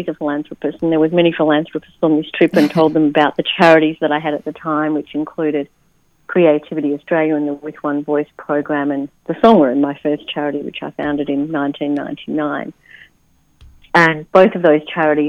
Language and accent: English; Netherlands; I was born in the Netherlands